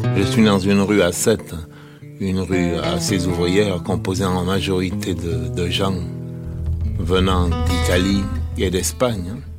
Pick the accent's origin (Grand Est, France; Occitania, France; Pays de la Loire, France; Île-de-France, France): Occitania, France; Sète; moved away as an adult; j'ai quitté Sète depuis 32 ans